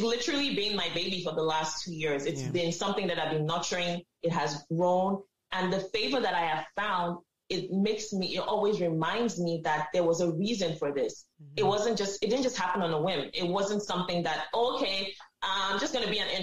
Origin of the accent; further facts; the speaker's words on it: Nigeria; now in Canada; as Africans, as Nigerians